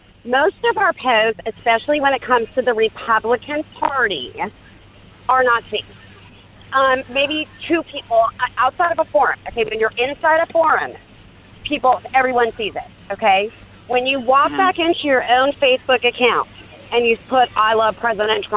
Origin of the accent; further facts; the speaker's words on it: Seattle, Washington, United States; I'm from Seattle